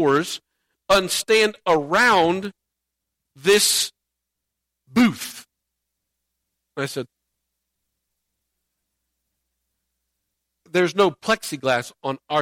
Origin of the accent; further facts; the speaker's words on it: Indiana, United States; moved away; I grew up in Indiana